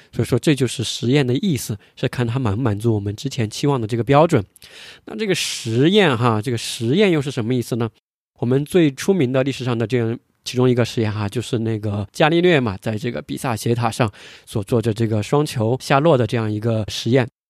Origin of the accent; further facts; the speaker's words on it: China; 我们是中国人